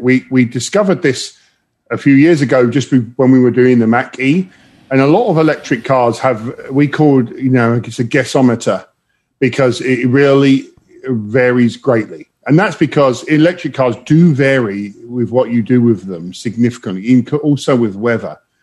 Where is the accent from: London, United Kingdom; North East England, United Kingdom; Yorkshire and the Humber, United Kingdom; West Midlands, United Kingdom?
London, United Kingdom; moved away as an adult; now in Detroit, United States; I'm from London, um, originally